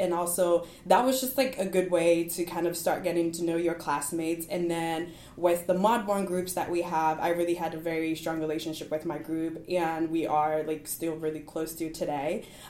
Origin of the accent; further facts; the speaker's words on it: Nashville, Tennessee, United States; I'm from Nashville